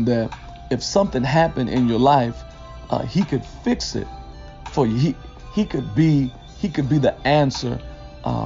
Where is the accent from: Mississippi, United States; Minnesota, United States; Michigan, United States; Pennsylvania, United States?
Michigan, United States; Detroit; I was raised in Detroit, K through 12, in the heart of the city